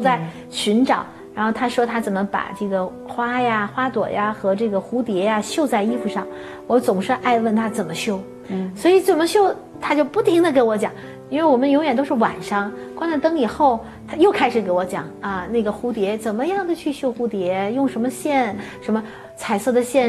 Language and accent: Chinese; Beijing, China; 我就是成长在北京，生，生在这里，也是长在这里